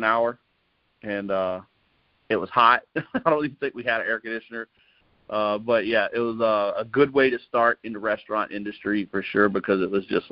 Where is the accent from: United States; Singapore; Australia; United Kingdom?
United States; Georgetown County, South Carolina; now in Phoenix area, Arizona, United States; I'm from South Carolina originally, on the coast, a small town. It's Georgetown County, and it's in between Charleston and Myrtle Beach